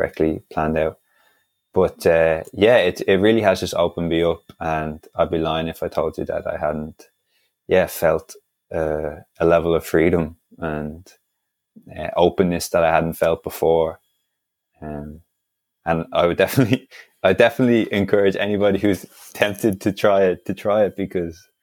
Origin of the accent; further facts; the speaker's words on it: Dublin, Leinster, Ireland; I was born and raised in Dublin